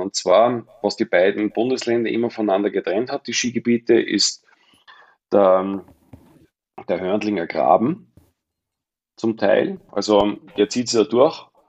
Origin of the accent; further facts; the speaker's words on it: Mondsee, Upper Austria, Austria; moved away as an adult; now in Pinzgau, Austria; bin ja ursprünglich Oberösterreicher vom Mondsee, aber war als kleiner Junge schon